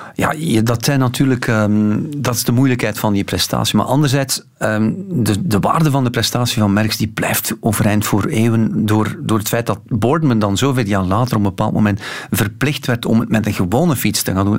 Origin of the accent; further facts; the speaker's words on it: West Flanders, Belgium; Als West-Vlaming